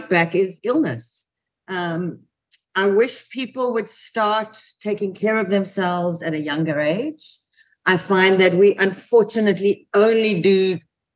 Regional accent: South Africa; now in United States; I come from South Africa, and I came to the States

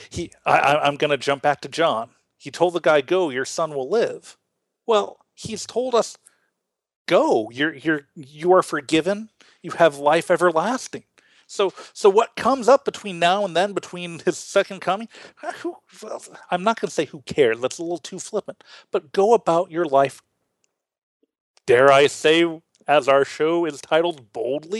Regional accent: United States; now in Illinois, United States; As Americans, we are hyper-individualistic

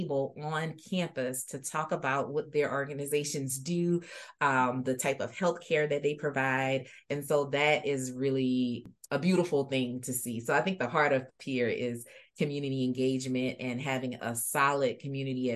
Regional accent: Louisiana, United States; moved away as an adult; now in Iowa, United States; Louisiana is my home state

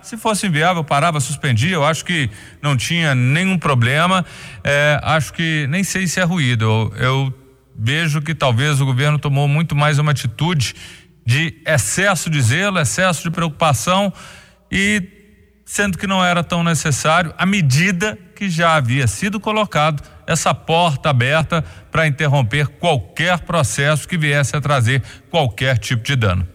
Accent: Minas Gerais, Brazil; a gente é mineiro

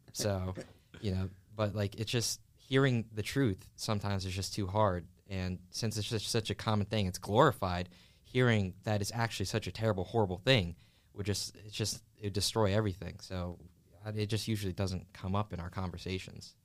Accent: Philadelphia, Pennsylvania, United States; I was born and raised in West Philadelphia.

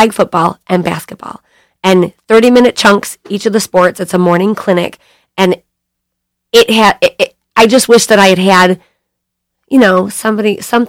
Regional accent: Bay City, Michigan, United States; also born or lived in California; I grew up in Bay City

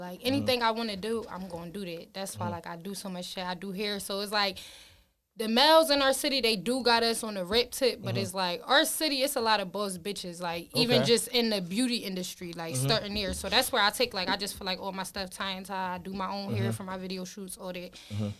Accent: Philadelphia, Pennsylvania, United States; I'm from West Philly, hey, North Side of Market. Born and raised. Okay. Yeah, born and raised. Philly regular.

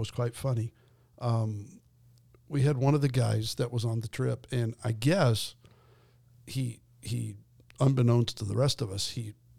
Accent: Twin Falls, Idaho, United States; where I grew up in Idaho, in the Twin Falls.

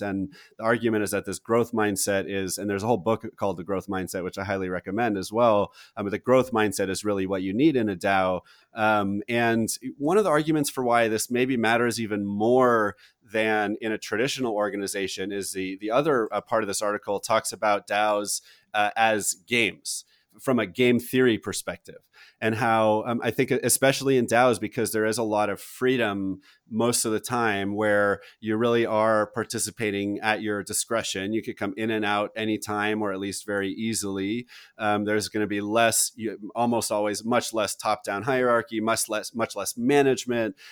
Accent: United States; as an American citizen and generally a patriot

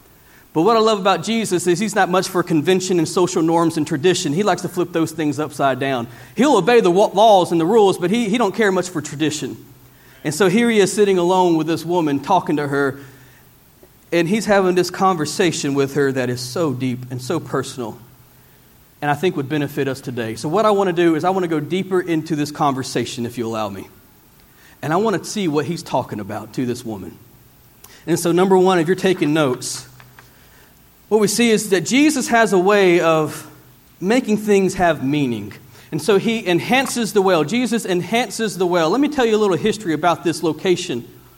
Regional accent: Theodore, Alabama, United States; Growing up in South Alabama, I grew up in a city called Theodore, and I lived in a community called Hollinger's Island.

